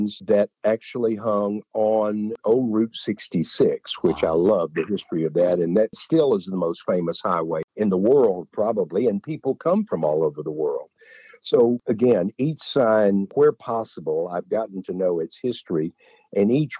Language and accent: English; Hugo, Oklahoma, United States; that was our local downtown theater in Hugo, Oklahoma.